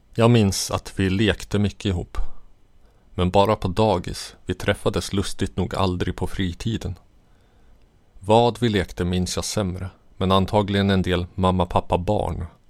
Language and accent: Swedish; Katrineholm, Södermanland, Sweden; also born or lived in Jordbro, Stockholm / Stockholm; vi flyttade från Jordbro till en liten by en och en halv mil utanför Katrineholm